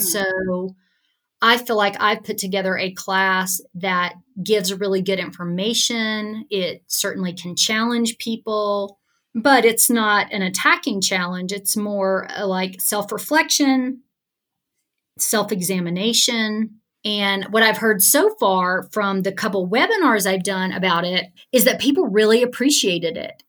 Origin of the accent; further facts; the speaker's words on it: Alabama, United States; growing up in Alabama